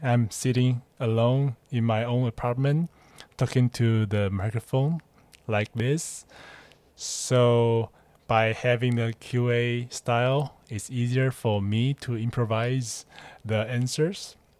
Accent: Taiwan; English is a second language; moved away as an adult; now in Hong Kong; I'm just a Taiwanese guy who live in Hong Kong and working here.

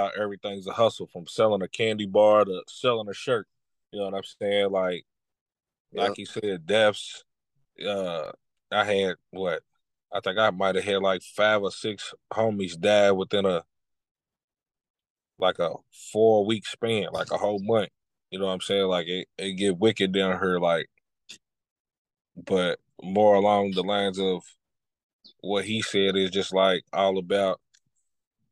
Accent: Lexington, Kentucky, United States; I'm from Lexington, Kentucky as well. I'm 34 years old. You know what I'm saying? Born and raised here, but been a lot of places.

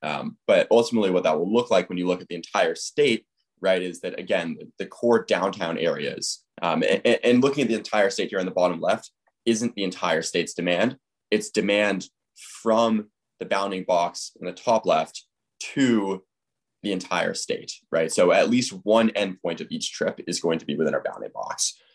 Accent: Fairfield County, Connecticut, United States; I am from Fairfield County, Connecticut

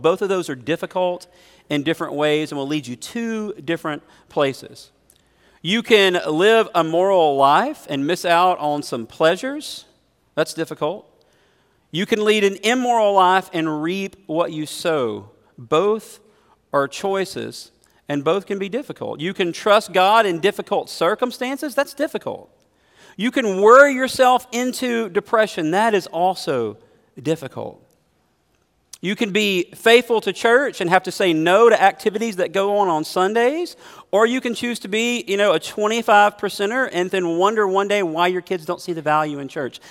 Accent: United States; as an American Christian

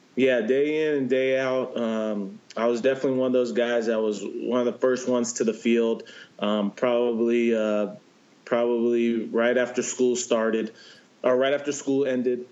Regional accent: San Diego, California, United States; growing up in San Diego

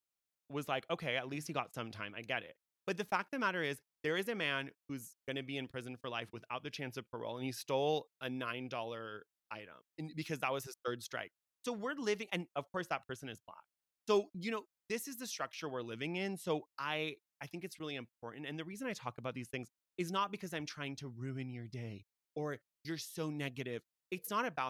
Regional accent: United States; I was born in America. People say, wow, you don't have an accent. Why would I have an accent? I was born in America

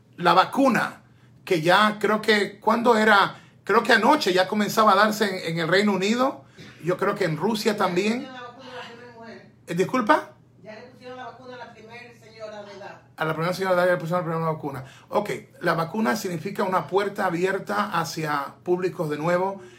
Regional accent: Ecuador; es mi tierra

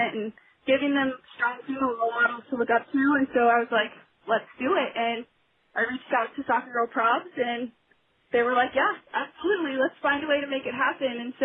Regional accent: Kansas City, United States; I actually grew up in Kansas City

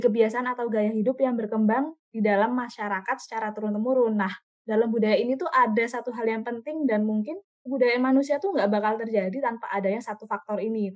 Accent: Yogyakarta, Special Region of Yogyakarta, Indonesia; asalku dari Yogyakarta

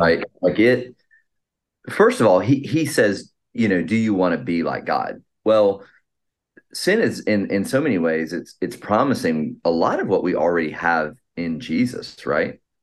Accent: Atlanta, Georgia, United States; now in Boston, United States; I'm from the Atlant, Atlanta, Georgia area

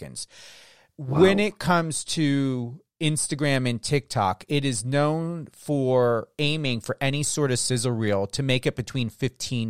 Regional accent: New Jersey, United States; I'm from New Jersey.

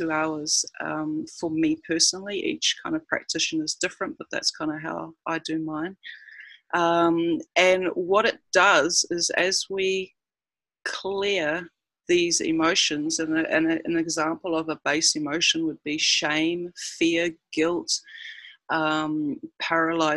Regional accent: New Zealand; moved away as an adult; now in Cairns, Australia; I'm a New Zealander who has been living in Cairns for 9 years now

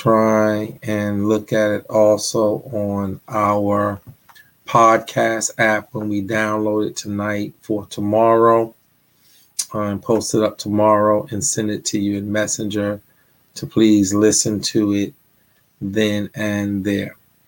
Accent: New York, United States; You know, I'm from New York. I didn't know any of these things.

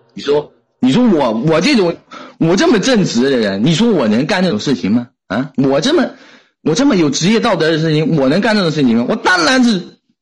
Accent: Putian, Fujian, China; 来自福建

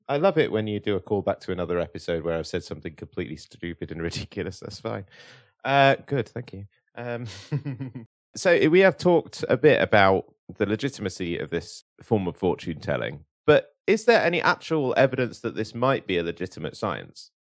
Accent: United Kingdom; here in Britain, our government

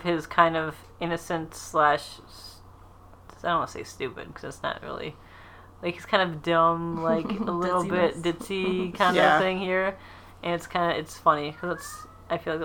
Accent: Ohio, United States; accent: Midwest; We're from Ohio

